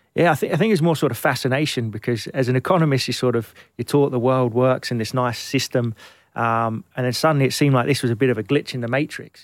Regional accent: London, United Kingdom; also born or lived in Glenelg, Scotland; I grew up in Kentish Town

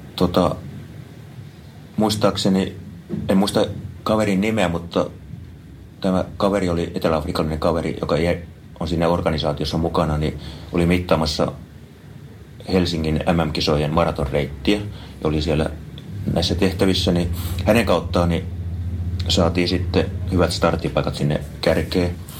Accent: Kouvola, Kymenlaakso, Finland; now in Espoo, Finland; Kouvolasta olen kotoisin

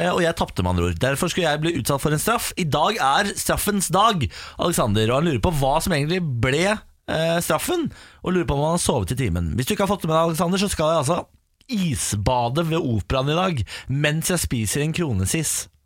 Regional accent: Østfold, Norway; jeg er fra Østfold, jeg.

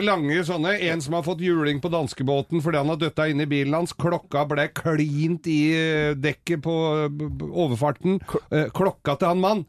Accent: Inderøy, Trøndelag, Norway; Jeg er fra Inderøya i Nord-Trøndelag

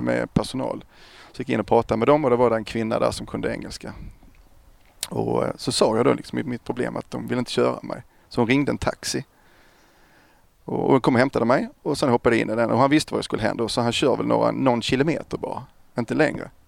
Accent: Kristianstad, Skåne, Sweden; Kristianstad född och uppvuxen där

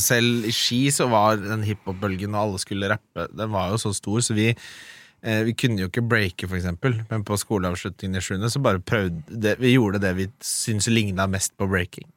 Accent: Oslo, Norway; der jeg vokste opp i Oslo, på Lindern, liksom, på Adamstuen

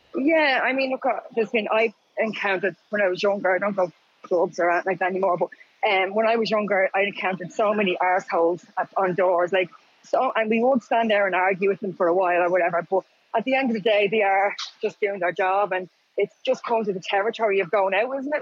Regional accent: County Wicklow, Ireland; I grew up in Wicklow

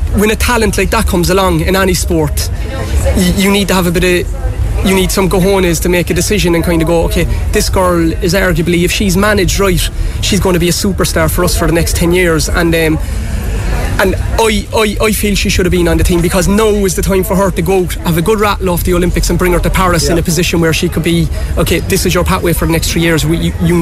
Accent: Cork, Munster, Ireland; coming from Cork

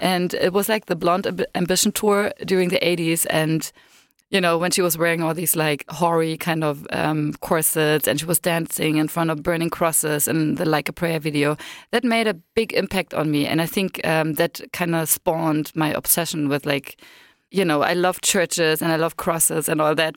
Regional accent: Berlin, Germany; I was born in East Berlin, behind the wall, so I'm sort of a dinosaur. And when I was six, we moved from East Berlin to West Berlin

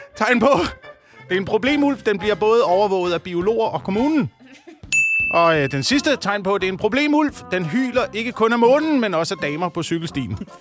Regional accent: Slagelse, Zealand, Denmark; der, hvor jeg voksede op, øh, på Vestsjælland

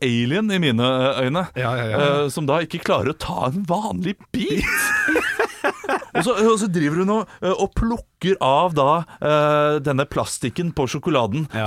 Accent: Asker, Akershus, Norway; Jeg er fra Asker.

